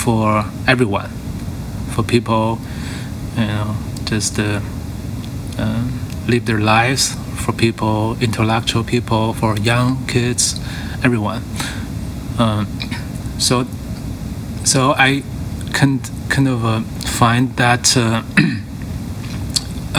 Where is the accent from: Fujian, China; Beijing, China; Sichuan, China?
Beijing, China; I grew up in Beijing